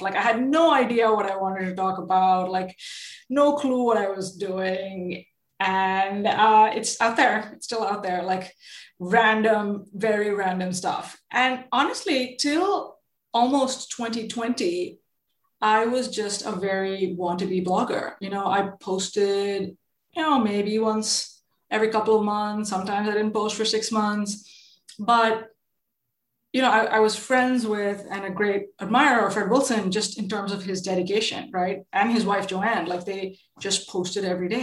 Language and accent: English; India; moved away; I grew up in India, and both my parents were are um, in are super creative.